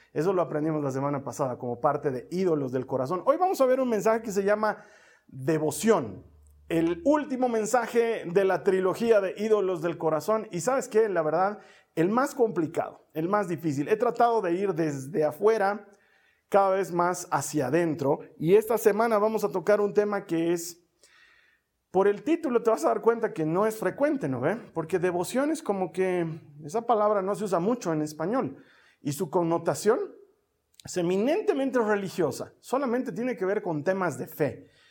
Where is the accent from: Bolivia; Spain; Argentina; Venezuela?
Bolivia; En mi país, en Bolivia